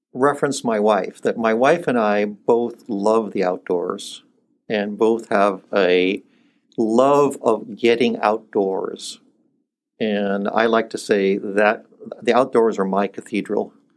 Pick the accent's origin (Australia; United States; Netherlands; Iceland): Iceland; moved away; I was born in Iceland and my mother is Icelandic